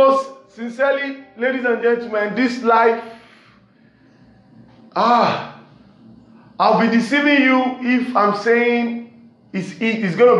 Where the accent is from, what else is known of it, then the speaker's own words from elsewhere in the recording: Nigeria; from Nigeria, west side of Africa